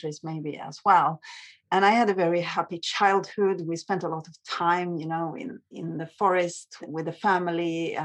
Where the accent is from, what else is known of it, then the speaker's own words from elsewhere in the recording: Sweden; I grew up in Sweden, which is maybe one of the safest countries in the world.